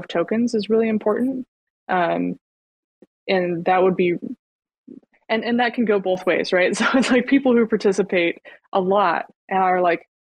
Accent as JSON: {"language": "English", "country": "United States", "tie": "born or raised there", "said": "growing up in the States"}